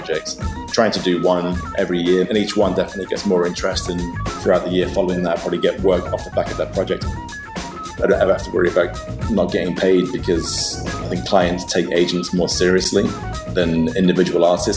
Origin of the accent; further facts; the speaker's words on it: Nottingham, East Midlands, United Kingdom; moved away; also born or lived in London; Originally, I'm from Nottingham